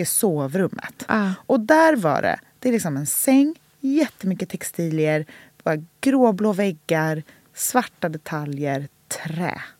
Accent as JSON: {"language": "Swedish", "town": "Gladekvarn", "country": "Sweden", "tie": "born or raised there", "said": "Gladekvarn, mm. där jag är uppvuxen"}